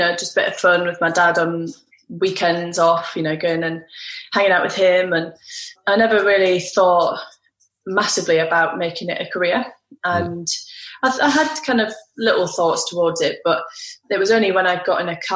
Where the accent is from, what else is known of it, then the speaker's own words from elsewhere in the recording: United Kingdom; I'm a British racing driver